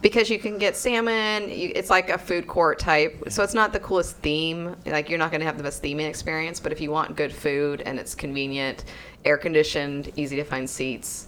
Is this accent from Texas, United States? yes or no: yes; Texas, United States; we're from Texas